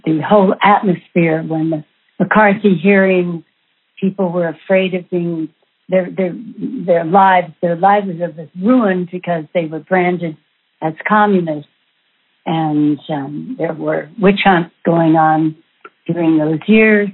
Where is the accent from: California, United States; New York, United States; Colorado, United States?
California, United States; Los Angeles; growing up in Los Angeles is an experience all in of itself